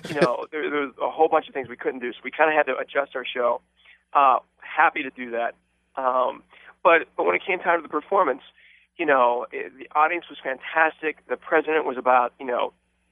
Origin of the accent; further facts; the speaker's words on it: Pittsburgh, Pennsylvania, United States; I started to do shows around my hometown from Pittsburgh